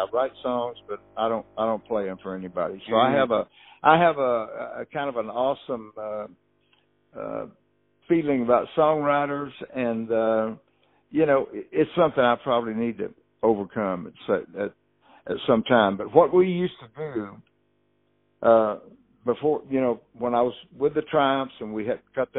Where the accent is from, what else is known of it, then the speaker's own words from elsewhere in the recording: Houston, Texas, United States; a couple of them I grew up with in Houston